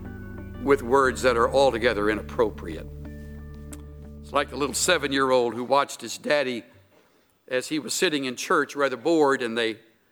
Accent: El Campo, Texas, United States; the little hometown where I was born in El Campo

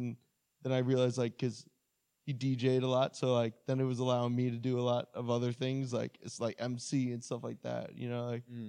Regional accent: North Babylon, New York, United States; No, I grew up in North Babylon.

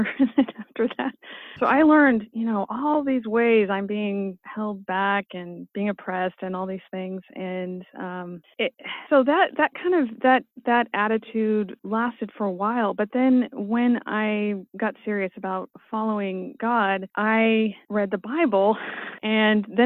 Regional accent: California, United States; as a Californian

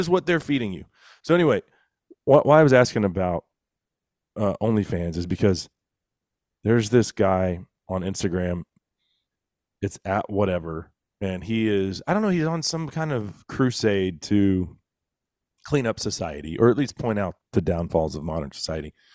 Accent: Texas, United States; as a Texan

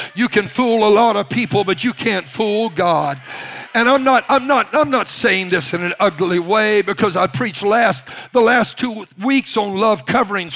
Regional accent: Louisiana, United States; I was raised in Louisiana.

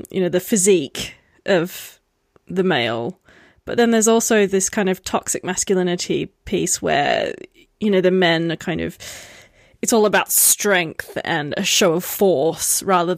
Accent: Perth, Western Australia, Australia; I'm from Perth, and in Perth we have a lot of immigrants

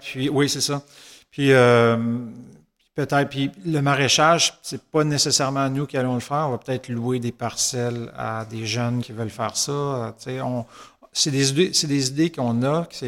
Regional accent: Saint-Hyacinthe, Quebec, Canada; les deux, on est natifs de Saint-Hyacinthe.

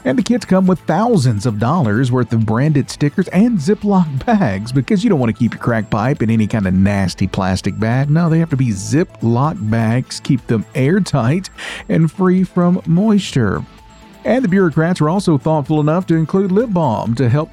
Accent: Tennessee, United States; I am from Tennessee

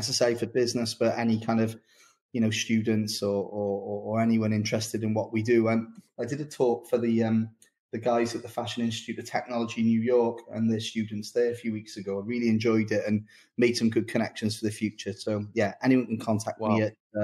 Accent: Newport, Wales, United Kingdom; my hometown of Newport.

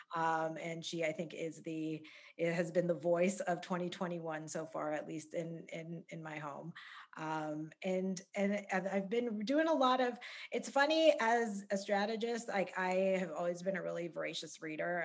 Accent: Calgary, Alberta, Canada; I grew up in Calgary

